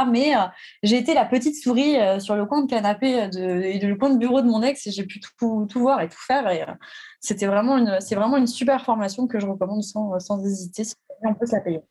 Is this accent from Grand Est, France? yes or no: yes; Alsace, Grand Est, France; je suis née en Alsace